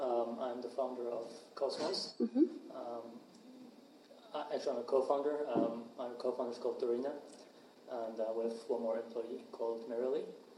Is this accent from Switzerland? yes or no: yes; Zurich, Switzerland; moved away as an adult; also born or lived in St. Gallen; now in San Francisco, United States; So I was born and raised in Zurich.